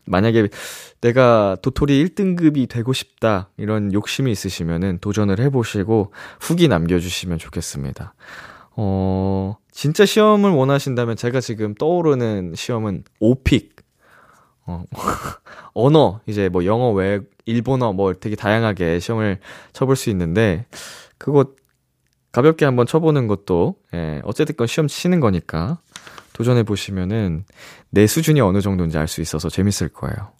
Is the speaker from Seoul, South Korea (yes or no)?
yes; Seoul, South Korea; 어렸을 때 제가 중계동에 살던 살던 시절에